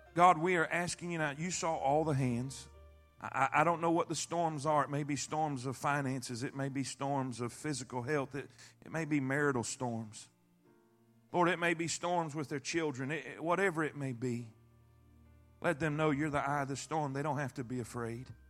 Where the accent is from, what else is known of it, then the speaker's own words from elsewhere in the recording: Florida, United States; I grew up in Florida my whole life